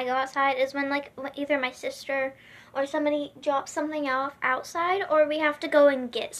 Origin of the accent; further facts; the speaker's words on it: Florida, United States; I was born in Florida.